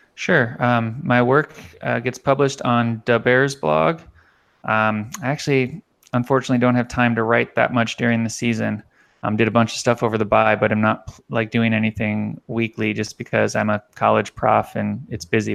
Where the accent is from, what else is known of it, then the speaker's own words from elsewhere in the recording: Miami, Florida, United States; moved away; I grew up in Miami